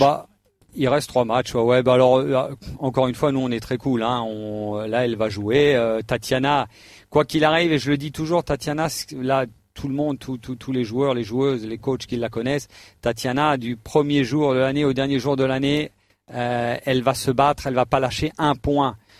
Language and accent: French; Alsace, Grand Est, France; je suis alsacien